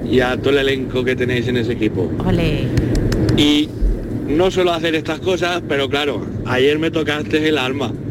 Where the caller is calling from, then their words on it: Benilloba, Valencian Community, Spain; de Benilloba, un pueblecito a las montañas de Alicante.